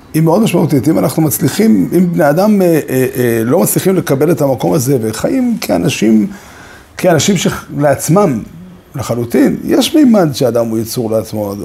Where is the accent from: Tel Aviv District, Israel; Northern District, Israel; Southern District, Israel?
Northern District, Israel; Safed; also born or lived in Ramat Shlomo, Jerusalem; now in Jerusalem, Israel; אני, בתור צפתי